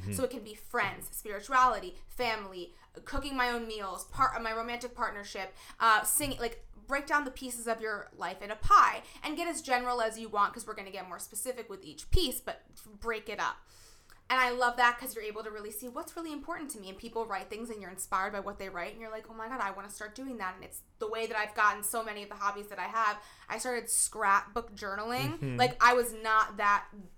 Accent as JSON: {"language": "English", "region": "New Jersey", "country": "United States", "moved": "yes", "lives_now": "New York, United States", "said": "I'm from New Jersey, but now I am a New Yorker"}